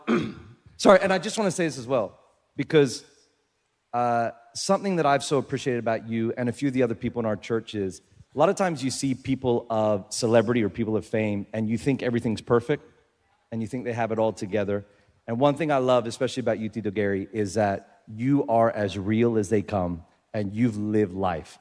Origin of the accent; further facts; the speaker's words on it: Philippines; I'm I'm from the Philippines. I live there